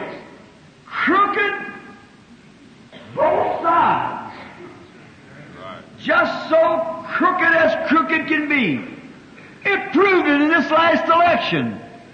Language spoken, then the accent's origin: English; United States; I'm an American